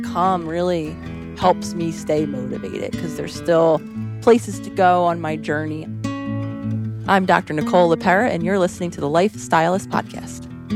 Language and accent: English; Philadelphia, Pennsylvania, United States; also born or lived in New York City / Los Angeles; now in Scottsdale, United States; growing up in Philadelphia, New York City, and then the time I spent in L